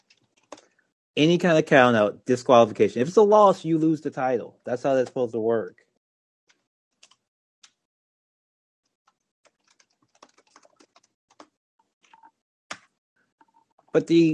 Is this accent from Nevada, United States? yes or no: no; Baton Rouge, Louisiana, United States; my hometown of Baton Rouge. I ate the first established ever Raising Cane's many, many times in college, in high school